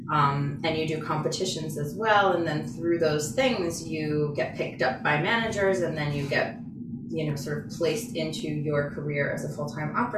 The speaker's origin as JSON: {"language": "English", "region": "New York", "country": "United States", "moved": "as an adult", "lives_now": "Boston, United States", "said": "I'm from New York"}